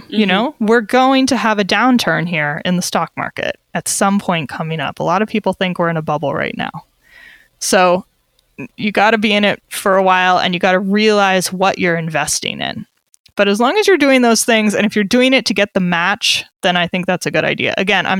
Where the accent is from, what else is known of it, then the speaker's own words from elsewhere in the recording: United States; now in Switzerland; as an American living abroad